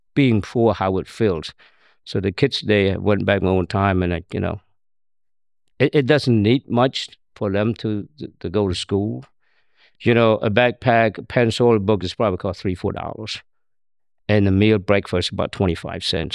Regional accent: Cambodia; born or raised there; English is a second language; also born or lived in Thailand; now in United States

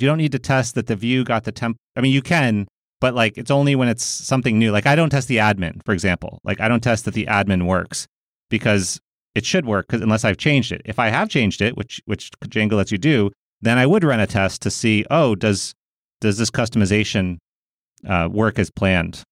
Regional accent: United States; I'm a American

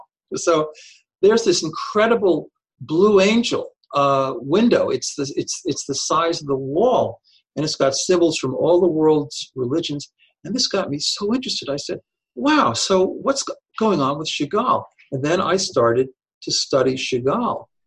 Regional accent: Babylon, New York, United States; moved away; also born or lived in Chicago; I'm from Babylon, Long Island, which is where I was originally from

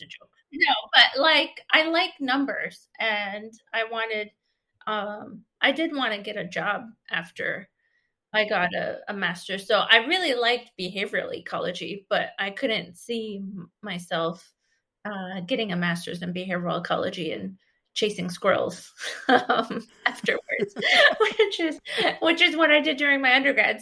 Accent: Grand River, near Lake Erie, Ontario, Canada; I grew up, like, close to Lake Erie and in one of the tributaries, the Grand River. I grew up on the Grand River

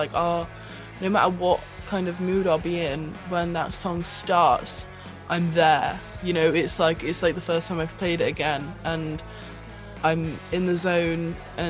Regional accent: Bristol, South West England, United Kingdom; I sing and play guitar in … with my band. We're from Bristol in the UK.

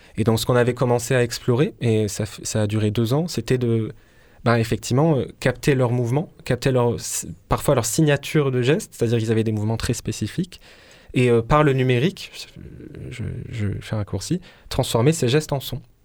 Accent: Marseille, Provence-Alpes-Côte d'Azur, France; je suis né à Marseille, je suis, je suis d'ici.

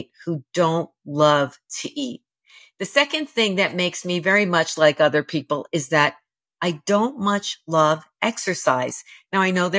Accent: New York City, New York, United States; I was raised in the New York City housing projects

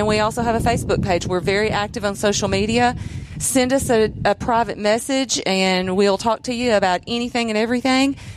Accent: Columbia, Tennessee, United States; We're all three from Columbia and grew up here

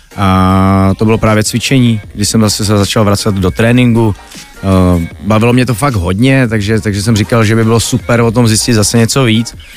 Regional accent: Czechia; jako chytrý Češi

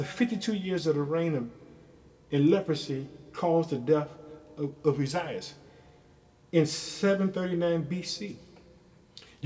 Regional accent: Illinois, United States; my home state, Illinois

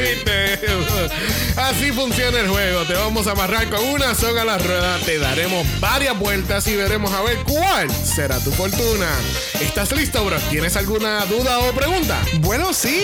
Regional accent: Puerto Rico; Nosotros somos de Puerto Rico.

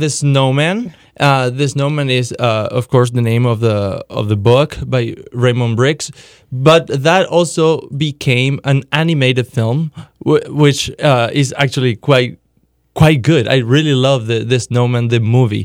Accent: Paraguay; moved away; I grew up in Paraguay, South America

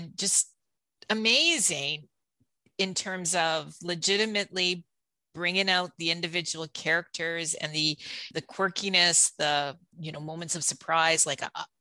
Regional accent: Steinbach, Manitoba, Canada; also born or lived in Toronto; I grew up in Steinbach. I'm Canadian born.

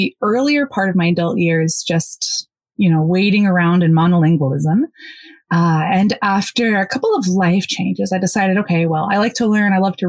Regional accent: United States; first language Polish; English is a second language; I grew up speaking both Polish and English in the US. Polish was my first language, went to school in English.

